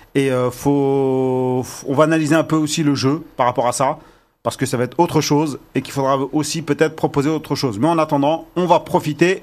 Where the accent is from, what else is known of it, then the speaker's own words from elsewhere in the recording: Algeria; on est algérien